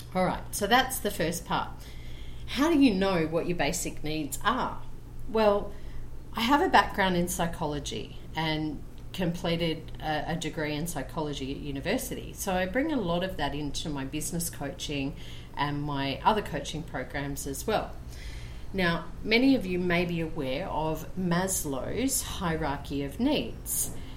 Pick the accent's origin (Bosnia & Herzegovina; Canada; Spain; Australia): Australia; Brisbane, Queensland; now in Colombia